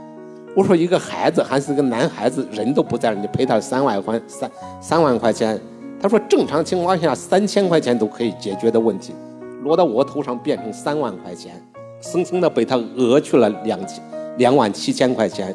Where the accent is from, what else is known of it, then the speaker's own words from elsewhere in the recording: Henan, China; 这个村庄它是河南的一个村庄